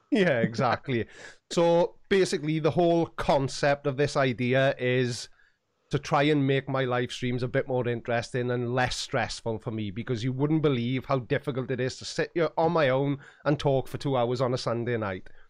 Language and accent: English; Swansea, Wales, United Kingdom; for a long time, I didn't say that I was from Swansea